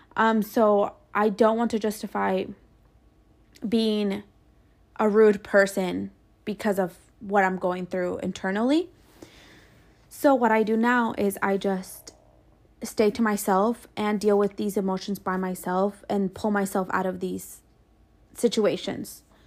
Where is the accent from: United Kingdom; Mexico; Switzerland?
Mexico; now in United States; I was born in Mexico, but I live here and I contribute to this country